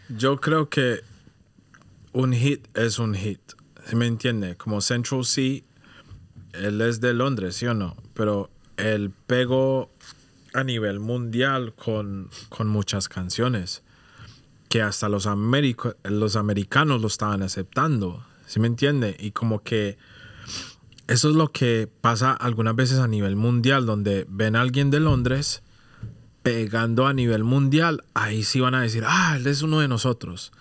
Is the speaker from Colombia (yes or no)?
yes; Colombia; now in United Kingdom; yo soy de Colombia